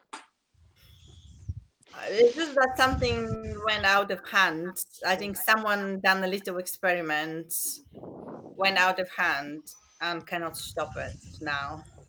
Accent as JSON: {"language": "English", "country": "Bulgaria", "moved": "yes", "said": "I'm originally from Bulgaria"}